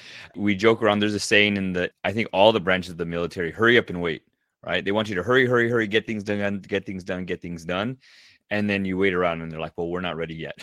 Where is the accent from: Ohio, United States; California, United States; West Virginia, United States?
California, United States; Southern; I grew up in Southern California